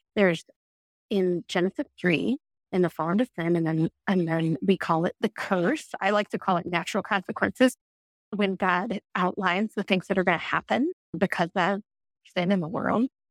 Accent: outside of St. Louis, Missouri, United States; I grew up in outside of St. Louis

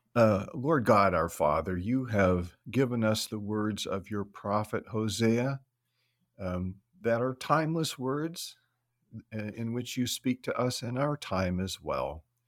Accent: California, United States; moved away as an adult; now in Forest Park, United States; We're originally from California

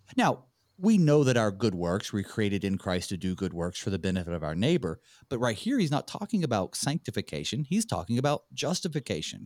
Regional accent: North Carolina, United States; I'm from North Carolina

